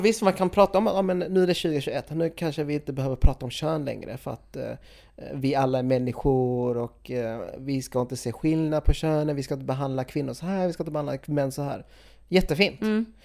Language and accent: Swedish; Sweden; jag är född i Sverige, jag är ju etnisk svensk